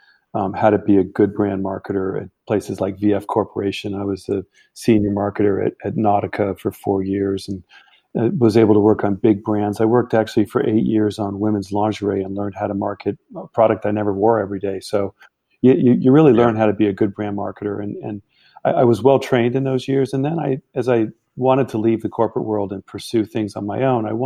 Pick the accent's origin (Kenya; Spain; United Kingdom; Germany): Germany; also born or lived in Canada; now in United States; my background, I grew up in Germany. So I lived there many years